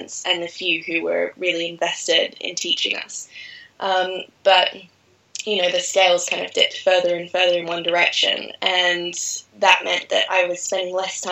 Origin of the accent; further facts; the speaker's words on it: Australia; moved away; also born or lived in Bali, Indonesia / France; I was fortunate enough to grow up in rural Australia, right on the coast